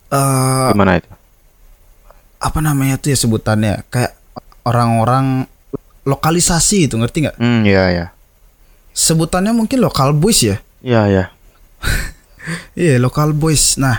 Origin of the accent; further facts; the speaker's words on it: Bali, Indonesia; uh, kita orang Bali nih orang Bali nih ada tem